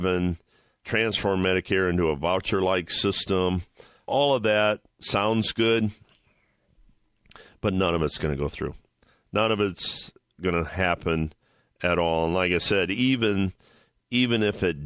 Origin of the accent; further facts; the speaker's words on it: Ohio, United States; my home state of Ohio